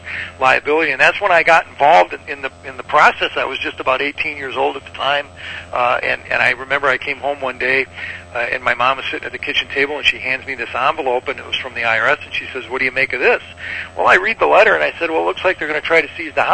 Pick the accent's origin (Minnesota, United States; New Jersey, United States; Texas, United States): Minnesota, United States; St. Paul; here in our hometown of St. Paul, Minnesota. It was the hometown at my hometown at the time